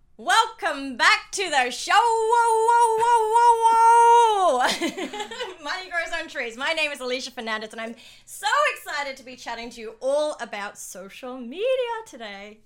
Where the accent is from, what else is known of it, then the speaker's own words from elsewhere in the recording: Dubai, United Arab Emirates; moved away as an adult; also born or lived in Sydney, Australia; I grew up in, born and raised in Dubai